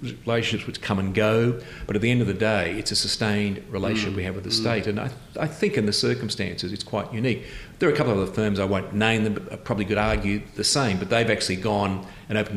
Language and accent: English; Brisbane, Queensland, Australia; I was born in Brisbane in 1954. I'll be 62 years of age this year, which is 2016. So I've lived the whole of my life here. I was educated in this city